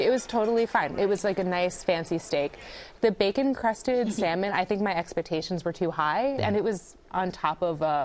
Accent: New York, United States; I'm from New York

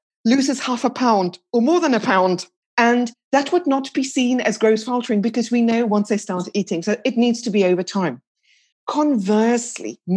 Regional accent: South Africa; moved away as an adult; also born or lived in United Kingdom; now in France; I'm originally from South Africa. I moved over to the UK in 1996.

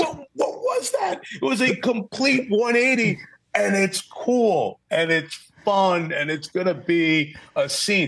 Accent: New York, United States; I grew up in New York

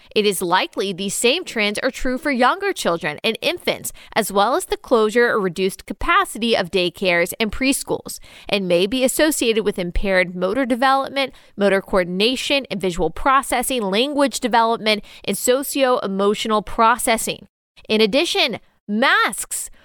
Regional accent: Texas, United States; I was raised in Texas

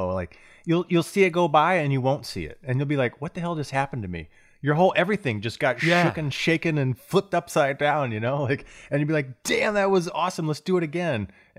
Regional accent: Florida, United States; growing up in Florida, going to college down there

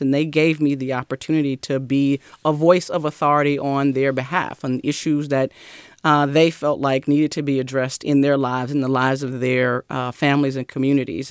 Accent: Mississippi, United States; moved away; I grew up in the South

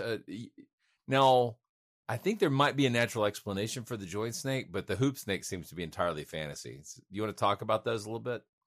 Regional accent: Georgia, United States; one was right outside of my hometown in Cartersville

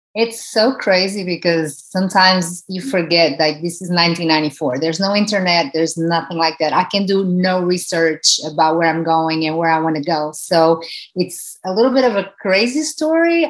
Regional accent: Portugal; moved away as an adult; now in United States; growing up in Portugal, where soccer, it's a, a, a country that is ruled by soccer

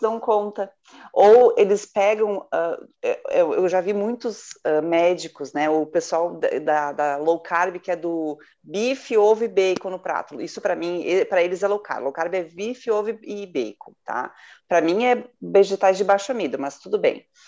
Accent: Rio Grande do Sul, Brazil; Eu sou gaúcho

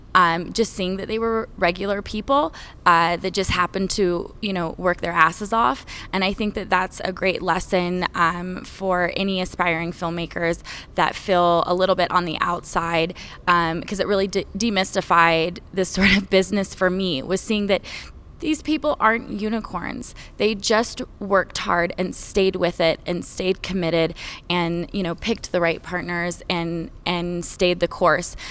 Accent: Utah, United States; also born or lived in Winchester Hills; I grew up mostly in Utah and Winchester Hills

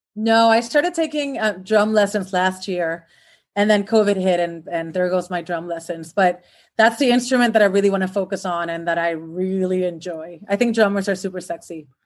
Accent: Puerto Rico; moved away as an adult; now in Los Angeles, United States; I was born and raised in Puerto Rico, which is an island in the Caribbean

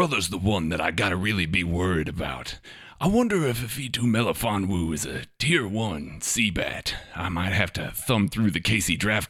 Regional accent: Delaware, United States; accent: Delawarean; Listen, don't make fun of my Delawarean accent.

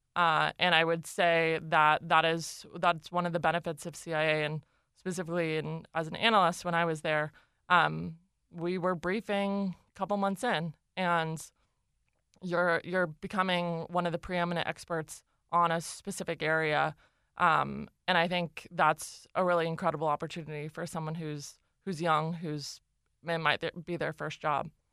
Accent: Los Altos, California, United States; I grew up in a, a town called Los Altos, um, in the South Bay.

